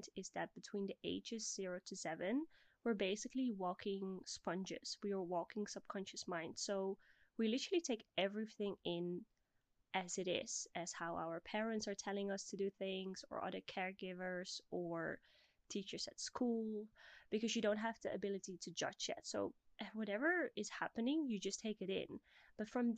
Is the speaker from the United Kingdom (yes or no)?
no; Bussum, North Holland, Netherlands; moved away; also born or lived in Blaricum; I'm originally from the Netherlands. At this very moment, I am 29 years old. And for all my Dutch listeners, I was born in Blaricum, but I grew up in Bussum